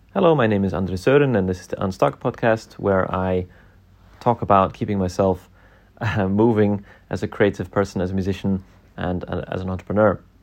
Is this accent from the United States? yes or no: no; Scotland, United Kingdom; growing up in Scotland